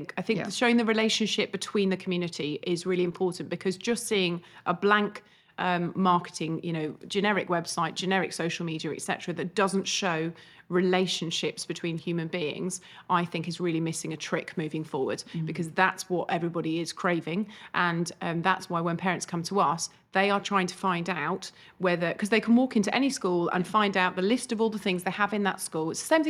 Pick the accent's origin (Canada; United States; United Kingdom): United Kingdom; East of England; I'm actually from Hertfordshire. I went to school in the local area, and two of my best friends came here.